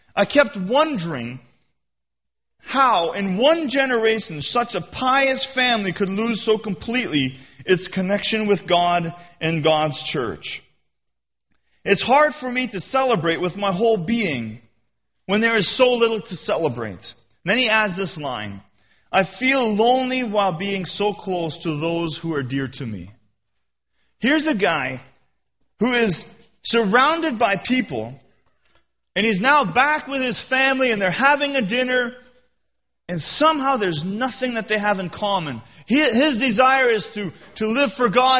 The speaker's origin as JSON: {"language": "English", "country": "Canada", "said": "I'm a Canadian."}